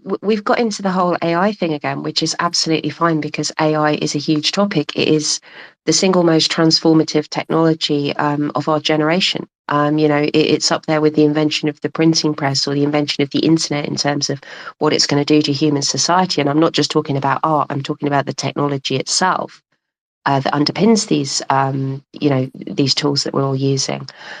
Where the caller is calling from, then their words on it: London, United Kingdom; I'm calling from London.